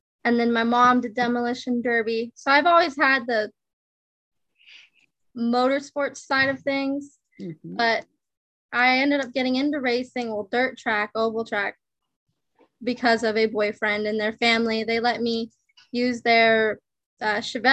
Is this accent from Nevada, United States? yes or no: yes; Winnemucca, Nevada, United States; I won my hometown Winnemucca's track championship